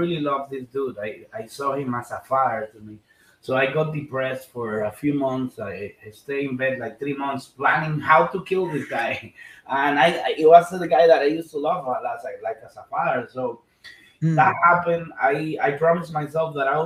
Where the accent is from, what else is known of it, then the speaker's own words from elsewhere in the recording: Dominican Republic; I was born in Dominican Republic and the Caribbean.